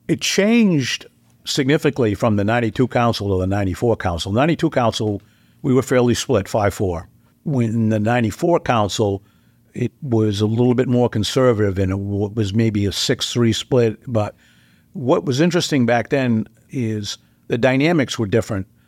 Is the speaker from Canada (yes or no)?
no; Dover, New Hampshire, United States; I grew up in Dover. I was, uh, third generation Dover.